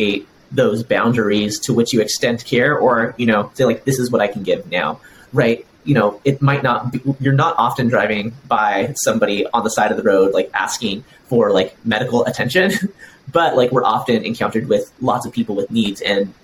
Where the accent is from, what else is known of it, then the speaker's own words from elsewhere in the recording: United States; I'm someone who like fully grew up in US culture